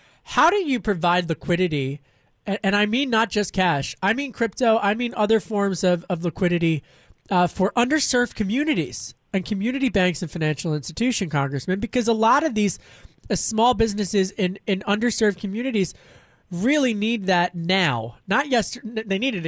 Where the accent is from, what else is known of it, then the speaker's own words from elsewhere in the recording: Pennsylvania, United States; I got to press you on this because I know your district and you knew I grew up in Delaware County right outside of it.